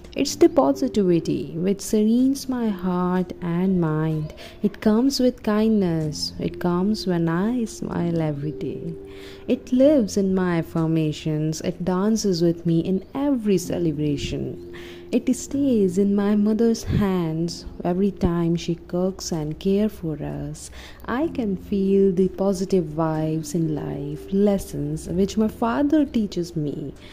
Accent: Turkey; I'm from Turkey.

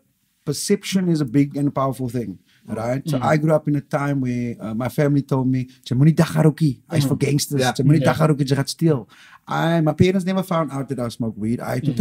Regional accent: Cape Town, Western Cape, South Africa; I try and stay true to my roots where I come from. I grew up in Mitchell's Plain, so I like to talk the tongue of my people. I'm a kind of lighty

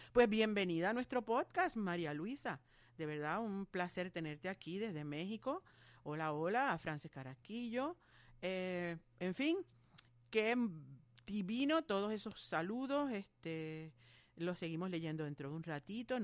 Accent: Ponce, Puerto Rico; Ponce es mi pueblo. Eh, pues, es un compueblano mío.

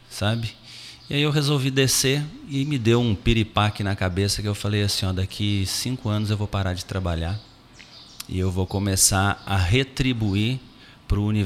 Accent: Itajubá, Minas Gerais, Brazil; accent: mineiro; eu ainda digo assim, eu venho de uma cidadezinha desse tamaninho lá no interior de, interior de Minas Gerais, ainda brinco, né?

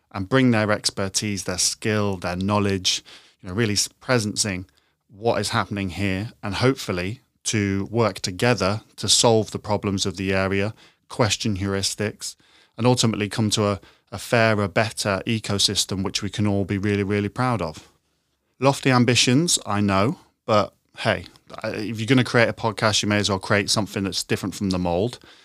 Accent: Horncastle, East Midlands, United Kingdom; moved away as an adult; now in London, United Kingdom; I grew up in the East Midlands, in a small town called Horncastle

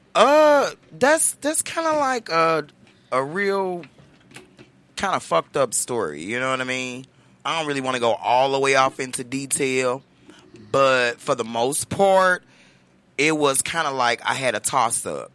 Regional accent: Chicago, Illinois, United States; moved away; I'm originally from Chicago, Illinois

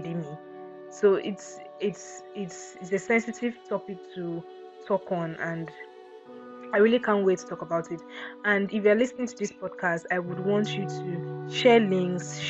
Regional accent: Akwa Ibom, Nigeria; I'm from Akwa Ibom. So if, yeah, and so what, I have the accent

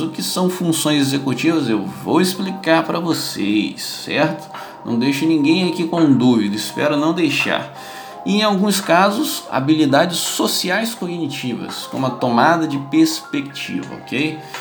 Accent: Brazil; aqui no Brasil

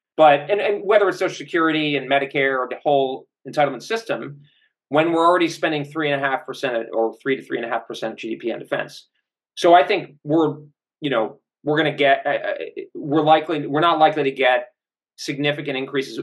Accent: United States; I have my own views as an American

